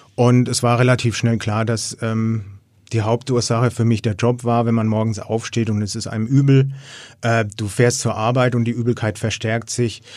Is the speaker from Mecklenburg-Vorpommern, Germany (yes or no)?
no; Erlangen, Bavaria, Germany; ich komme aus Erlangen